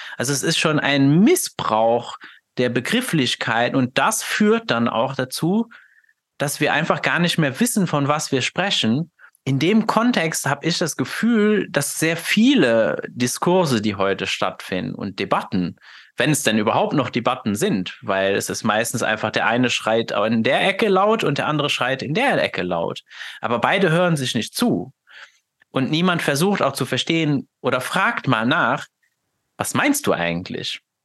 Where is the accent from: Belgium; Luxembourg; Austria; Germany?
Luxembourg; German is a second language; dass ich ja gebürtig aus Luxemburg bin. Das heißt, ich habe ja sowieso schon mal einen ganz anderen, kommuniziere jetzt hier mit dir auf Deutsch, aber das ist ja nicht meine Muttersprache